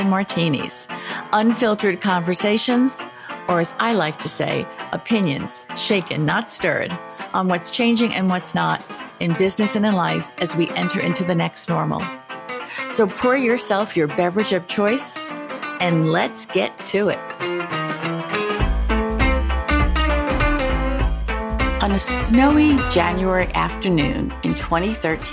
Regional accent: New York City, New York, United States; New York born and bred

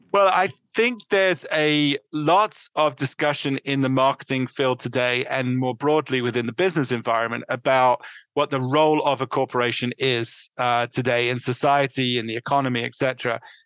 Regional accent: London, United Kingdom; moved away as an adult; also born or lived in New York City; now in Connecticut, United States; I was born in the northeast London, uh, in a, in suburban London, let's put it, and I grew up uh, through undergraduate living uh, in England

